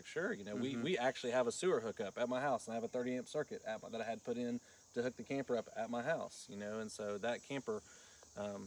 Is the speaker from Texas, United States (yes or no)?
no; Florida, United States; also born or lived in Caryville, Tennessee; now in Tennessee, United States; I grew up in Florida, actually, on the coast.